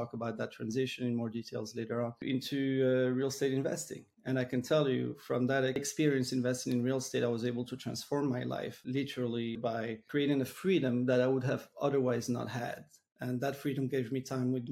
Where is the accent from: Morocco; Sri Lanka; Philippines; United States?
Morocco; moved away; also born or lived in Montreal; I was born and raised in Morocco. Eventually I've moved to Montreal